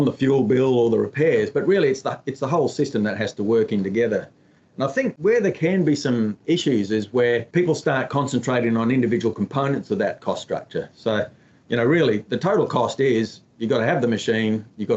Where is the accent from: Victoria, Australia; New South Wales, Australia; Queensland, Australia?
Queensland, Australia; Emerald; moved away as an adult; now in Western Australia, Australia; grew up on a cotton farm in Emerald, Central Queensland